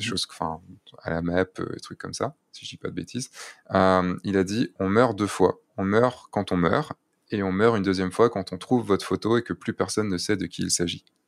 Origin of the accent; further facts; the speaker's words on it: France; en tant que Français